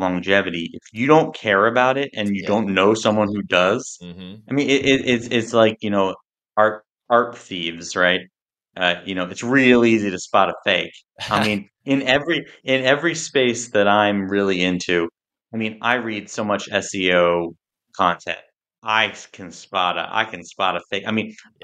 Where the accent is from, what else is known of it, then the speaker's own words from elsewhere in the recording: New Jersey shore, United States; I grew up on the New Jersey shore